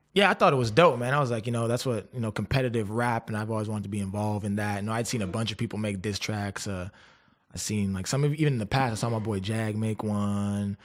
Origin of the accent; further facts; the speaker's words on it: Canada; I was from Canada